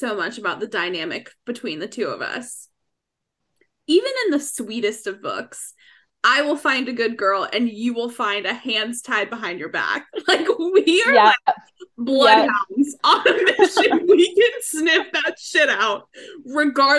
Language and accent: English; the South, United States; I'm from the South